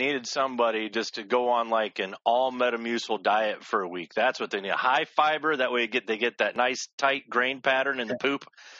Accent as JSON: {"language": "English", "town": "Denver", "region": "Colorado", "country": "United States", "tie": "born or raised there", "moved": "yes", "lives_now": "Michigan, United States", "said": "I grew up in Denver, Colorado. I moved out here to Michigan about 26 years ago, but I grew up in Denver. I moved around a lot out there, but grew up, you know, backpacking the Rockies"}